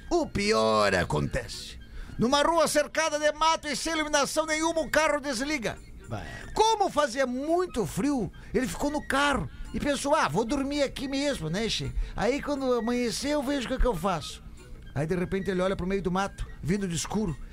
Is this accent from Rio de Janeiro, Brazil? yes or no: no; Rio do Sul, Santa Catarina, Brazil; sou de Rio do Sul, Santa Catarina